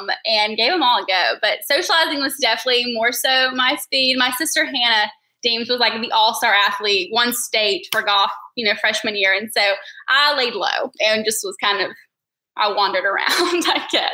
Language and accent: English; Taylorsville, Georgia, United States; moved away as an adult; also born or lived in Rome, Georgia / Charleston, South Carolina; now in Atlanta, United States; We're from Taylorsville, Georgia, so it's like 20 minutes outside of Rome